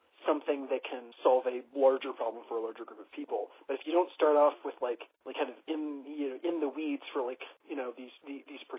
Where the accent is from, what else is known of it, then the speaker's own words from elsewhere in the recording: Pittsburgh, Pennsylvania, United States; moved away; My hometown back in Pittsburgh